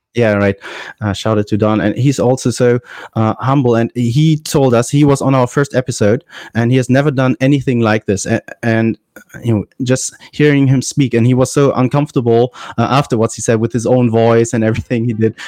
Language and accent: English; Germany; I'm from Germany